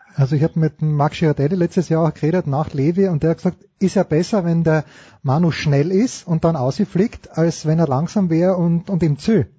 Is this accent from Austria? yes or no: yes; Austria; ich bin auch Österreicher